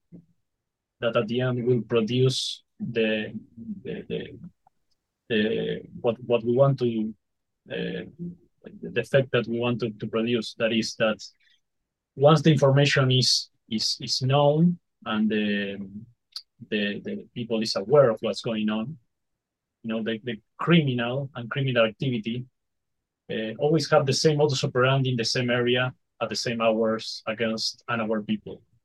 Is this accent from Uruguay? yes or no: yes; Uruguay; we are from Uruguay